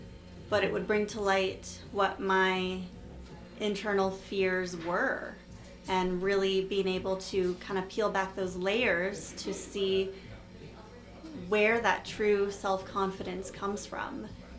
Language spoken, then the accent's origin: English; Toronto, Ontario, Canada; born there; also born or lived in Winnipeg; I was born in Toronto, and then I lived in Winnipeg for 10 years, so people would always ask me when I moved back here, why are you so nice? I'd say, oh, I'm from Winnipeg, friendly Manitoba.